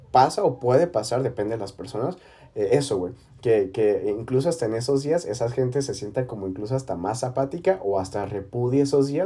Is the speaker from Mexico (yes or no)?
yes; Mexico; Ah, es que soy mexicano.